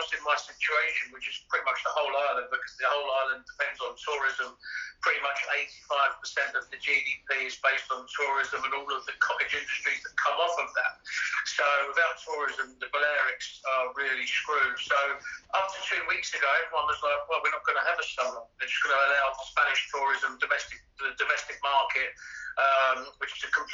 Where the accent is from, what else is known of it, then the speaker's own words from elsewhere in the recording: Brighton, South East England, United Kingdom; moved away as an adult; also born or lived in London / Dubai / Barcelona; now in Ibiza, Spain; Brighton, that's my hometown.